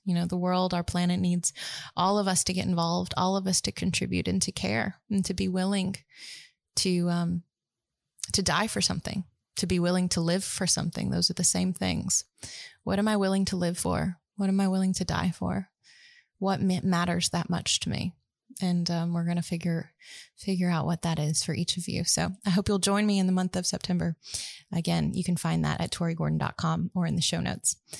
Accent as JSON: {"language": "English", "town": "Tuscaloosa", "region": "Alabama", "country": "United States", "tie": "born or raised there", "said": "I grew up in Tuscaloosa, Alabama, middle of the South"}